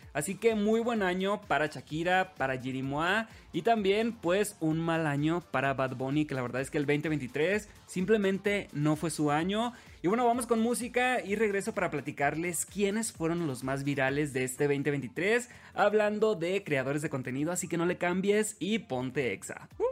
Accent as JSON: {"language": "Spanish", "town": "Los Mochis", "region": "Sinaloa", "country": "Mexico", "tie": "born or raised there", "said": "soy originario de Los Mochis, Sinaloa"}